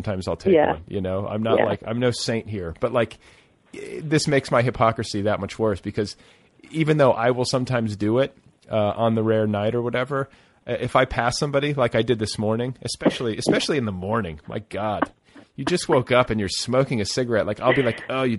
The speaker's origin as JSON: {"language": "English", "region": "Midwest", "country": "United States", "tie": "born or raised there", "moved": "yes", "lives_now": "Los Angeles, United States", "said": "I grew up in the Midwest"}